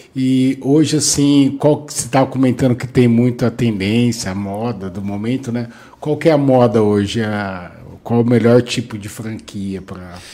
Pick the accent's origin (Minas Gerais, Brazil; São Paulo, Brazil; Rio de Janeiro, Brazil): São Paulo, Brazil; Bauru; Eu também sou de Bauru